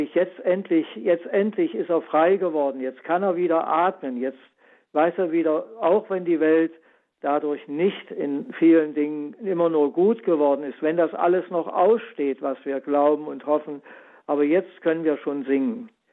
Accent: Germany; Ich bin ja selbst so groß geworden in der DDR in der Schule

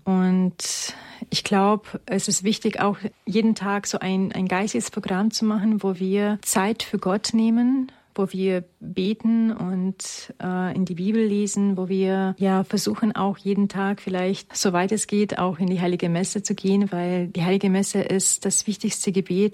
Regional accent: Romania; moved away; ich komme ursprünglich aus Rumänien

